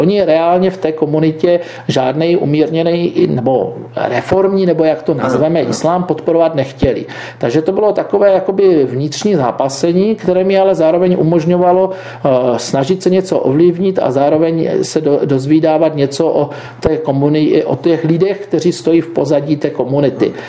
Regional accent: Beskid Mountains, Moravian-Silesian Region, Czechia; já pocházím z Beskidských hor

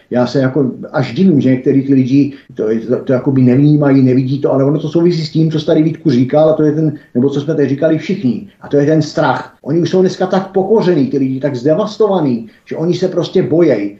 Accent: Czechia; my Češi

